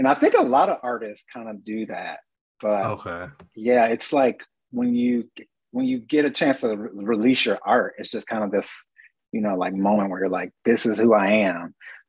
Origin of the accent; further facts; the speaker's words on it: Kansas City, Missouri, United States; now in Mexico; I'm originally from Kansas City, Missouri.